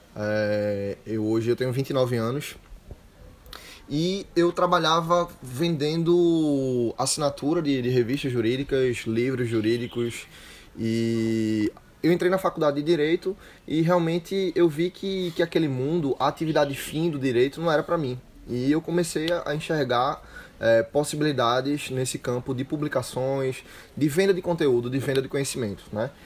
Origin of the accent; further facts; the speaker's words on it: Recife, Pernambuco, Brazil; moved away as an adult; Eu sou de Recife e vim morar aqui